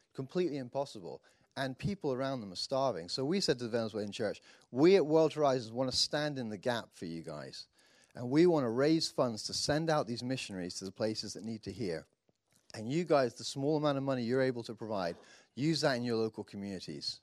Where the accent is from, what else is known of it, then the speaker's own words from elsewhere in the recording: United Kingdom; me being the Brit